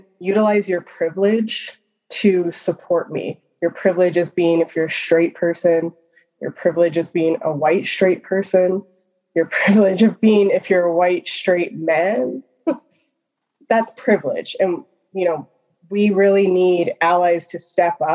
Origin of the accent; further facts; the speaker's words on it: Calgary, Alberta, Canada; now in Edmonton, Canada; I live in Edmonton. I'm originally from Calgary.